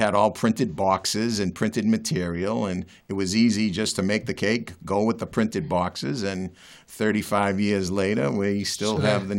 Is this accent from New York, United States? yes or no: no; Medford, Massachusetts, United States; also born or lived in Malden, Massachusetts; as a kid, I grew up in South Medford